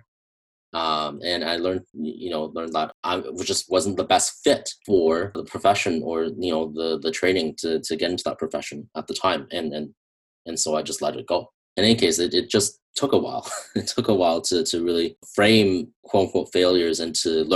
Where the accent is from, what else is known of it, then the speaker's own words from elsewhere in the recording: Canada; I'm from Canada